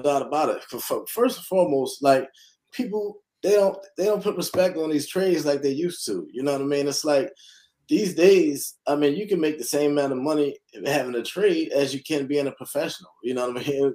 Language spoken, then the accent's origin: English; Philadelphia, Pennsylvania, United States; moved away; born and raised in Philadelphia, North Philadelphia to be exact